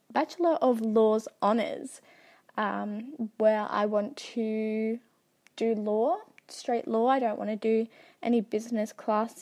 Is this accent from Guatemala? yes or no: no; South Australia, Australia; I am from Australia, and to be specific, South Australia